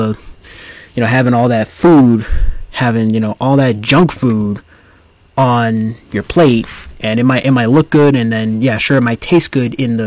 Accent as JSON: {"language": "English", "country": "United States", "tie": "born or raised there", "said": "born and raised in the United States"}